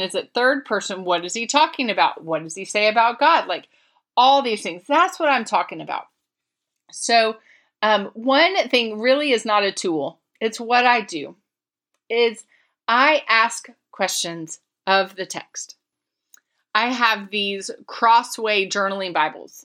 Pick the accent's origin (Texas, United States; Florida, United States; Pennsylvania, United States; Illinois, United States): Florida, United States; moved away; my home state